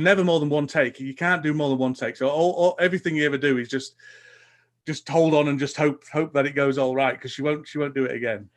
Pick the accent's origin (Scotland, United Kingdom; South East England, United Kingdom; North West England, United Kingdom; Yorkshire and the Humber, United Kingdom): Yorkshire and the Humber, United Kingdom; Huddersfield; in Huddersfield, my hometown, I run